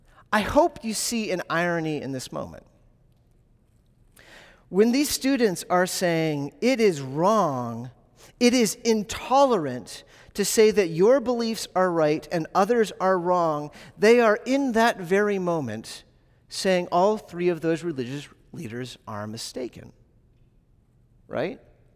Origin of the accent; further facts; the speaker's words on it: the South, United States; I grew up in the South, so this is what I believe.